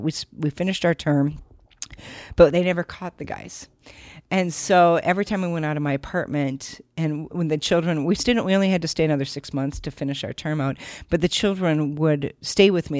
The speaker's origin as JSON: {"language": "English", "region": "Minnesota", "country": "United States", "tie": "born or raised there", "also_born_or_lived": "Siberia", "moved": "as an adult", "said": "I grew up in Minnesota"}